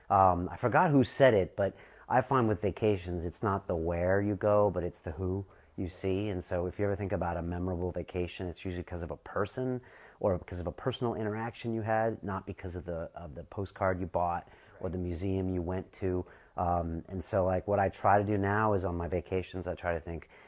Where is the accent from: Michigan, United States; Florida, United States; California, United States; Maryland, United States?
California, United States; you know, I'm from Southern California, but I chose to come to San Francisco for a bunch of reasons.